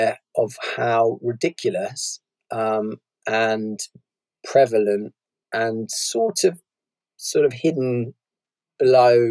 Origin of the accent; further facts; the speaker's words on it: Bristol, South West England, United Kingdom; When I was growing up, I was brought up in Bristol, very class segregated city